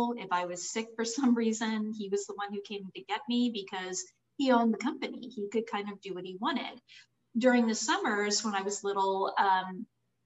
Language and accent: English; Florida Panhandle, United States; also born or lived in Harford County, Maryland / Jacksonville, Florida; now in Orlando, United States; I was born in Maryland, outside of Baltimore in Harford County. My family moved to Florida when I was only 12, so I do consider myself a native Floridian. And I grew up in the Panhandle area